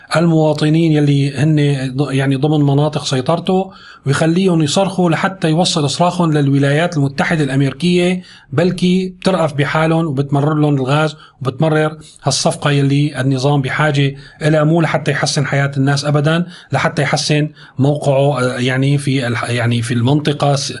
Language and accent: Arabic; Syria; نحن عندنا في سوريا